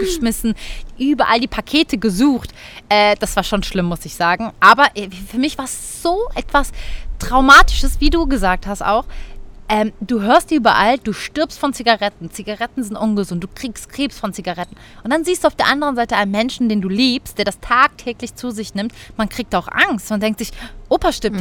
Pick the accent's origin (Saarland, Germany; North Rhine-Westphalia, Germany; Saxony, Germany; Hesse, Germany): North Rhine-Westphalia, Germany; Cologne; bei uns in Köln